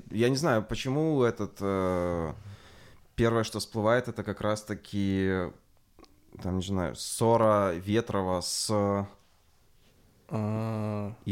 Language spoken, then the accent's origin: Russian; Belarus; Но жалко, не могу попробовать, потому что я белорус.